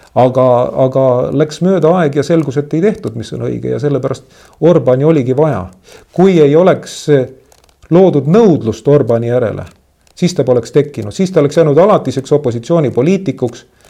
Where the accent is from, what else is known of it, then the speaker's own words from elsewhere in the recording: Tallinn, Harju County, Estonia; mina olen randlane, ma olen sündinud Kopli liinidel. minu maja oli umbes kakskümmend meetrit eh, merest.